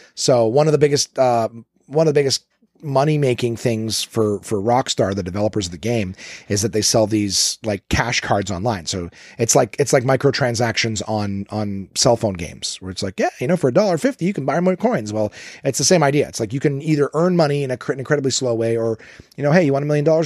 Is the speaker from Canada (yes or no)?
yes; Canada; I'm Canadian